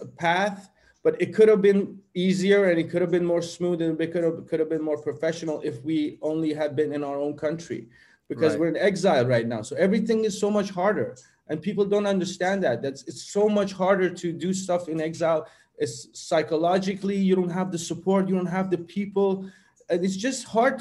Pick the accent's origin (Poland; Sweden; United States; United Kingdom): Sweden; when I grew up in Sweden, as the people know, it was a little bit of conflict between my identities, to go to the more to have the Swedish identity and to have the Persian identity.